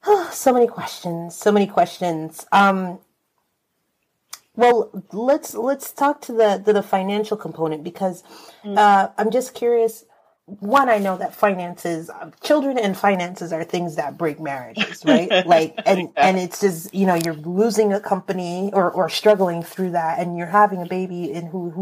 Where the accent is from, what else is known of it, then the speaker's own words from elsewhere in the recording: Miami, Florida, United States; And I'm from Miami.